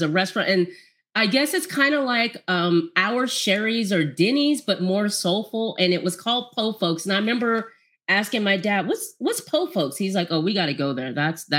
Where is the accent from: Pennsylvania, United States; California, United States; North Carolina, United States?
California, United States; West Coast; also born or lived in Mississippi; we were West Coast girls, grew up on the West Coast